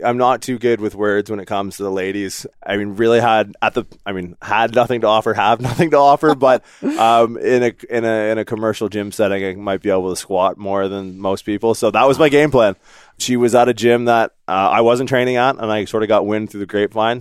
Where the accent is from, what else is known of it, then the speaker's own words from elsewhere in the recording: Newfoundland and Labrador, Canada; moved away; also born or lived in Windsor, Ontario; I was born in Newfoundland